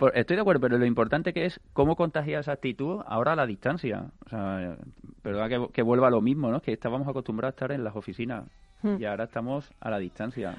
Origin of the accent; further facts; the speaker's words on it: Seville, Andalusia, Spain; now in Madrid, Spain; yo soy de Sevilla, se nota